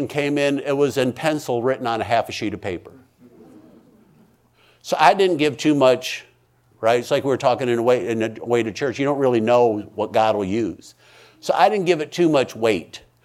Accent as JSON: {"language": "English", "country": "United States", "said": "I'm an American"}